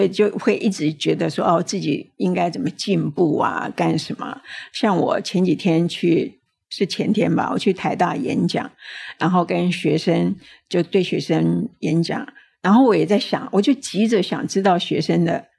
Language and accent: Chinese; Tainan, Taiwan; 我是台南人